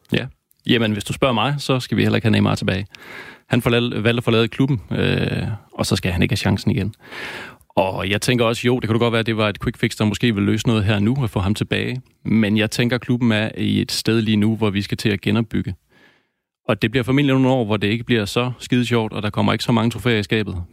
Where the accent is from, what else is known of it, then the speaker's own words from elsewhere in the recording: Denmark; os danskere